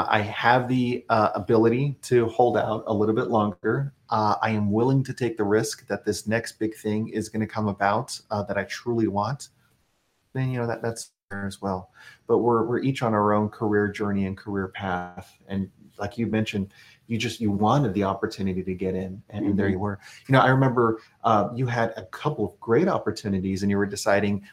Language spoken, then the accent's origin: English; Texas, United States; moved away as an adult; now in Washington, D.C. area, United States; we're originally from Texas